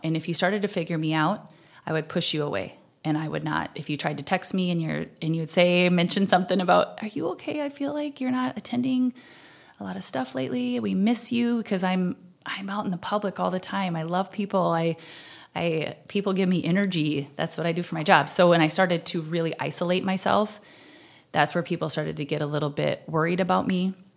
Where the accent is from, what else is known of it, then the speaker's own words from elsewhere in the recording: Slayton, Minnesota, United States; I'm originally from Slayton, Minnesota, which is the very southwestern corner